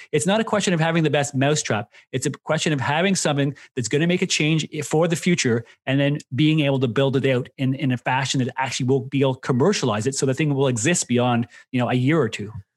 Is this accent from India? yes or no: no; Canada; Myself being Canadian, went to school there